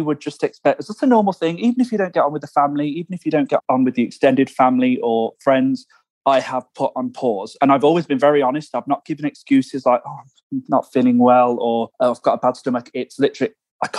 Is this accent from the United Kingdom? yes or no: yes; England, United Kingdom; moved away as an adult; now in United States; I'm from England